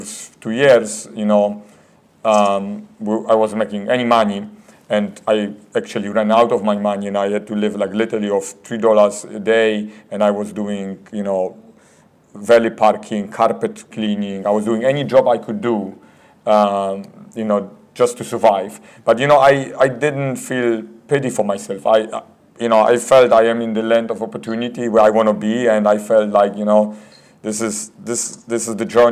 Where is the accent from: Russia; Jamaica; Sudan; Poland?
Poland; moved away; I was born in Poland. I grew up in Poland while it was still communism.